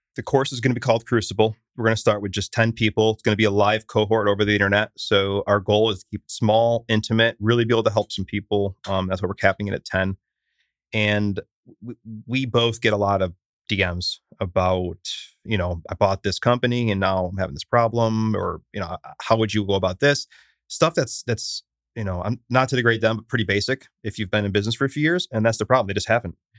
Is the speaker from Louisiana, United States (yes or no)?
no; Syracuse, New York, United States; now in Austin, United States; I'm from Syracuse, which is not large